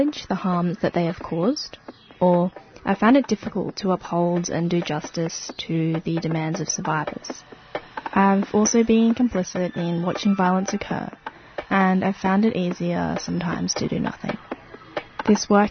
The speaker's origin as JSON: {"language": "English", "town": "Brisbane", "region": "Queensland", "country": "Australia", "tie": "born or raised there", "moved": "as an adult", "lives_now": "Melbourne, Australia", "said": "I grew up in Sherwood, Brisbane, on Yuggera country"}